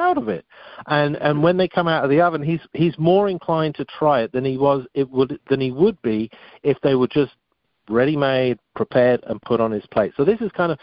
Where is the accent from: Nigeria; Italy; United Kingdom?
United Kingdom; England; moved away; also born or lived in France; growing up in England, I certainly wasn't exposed to much diversity in my younger years. And then, then I went off to France